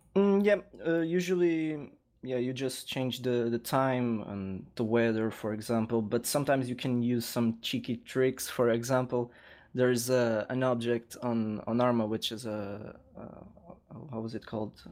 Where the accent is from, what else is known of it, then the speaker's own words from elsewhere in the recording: Lisbon, Portugal; I was born in Lisbon and I currently li-, live here